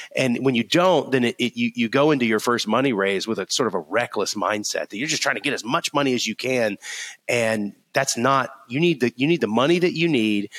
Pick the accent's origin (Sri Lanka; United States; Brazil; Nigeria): United States; Florida; now in Alabama, United States; I grew up in Florida